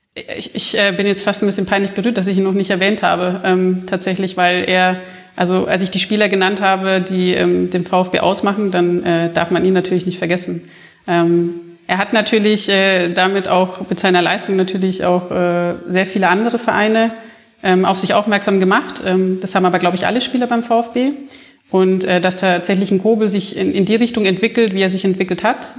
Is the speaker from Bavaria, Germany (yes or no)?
yes; Bavaria, Germany; ich ja nicht aus der Gegend, also ich bin ja äh, hier in Bayern aufgewachsen